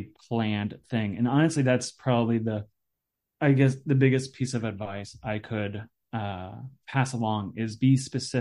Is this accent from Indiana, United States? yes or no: yes; Indiana, United States; I grew up in Indiana